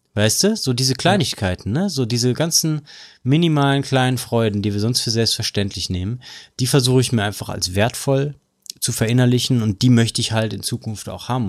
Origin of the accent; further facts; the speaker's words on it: Ruhr area, North Rhine-Westphalia, Germany; bei uns im Pott